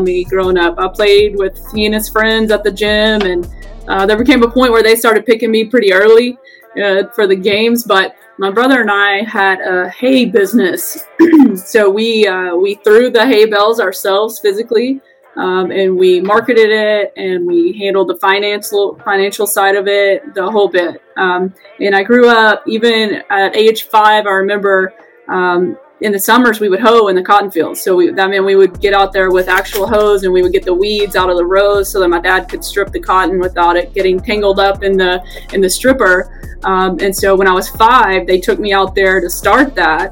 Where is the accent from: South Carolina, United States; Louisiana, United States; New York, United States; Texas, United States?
Texas, United States; Colorado City; I grew up in Colorado City.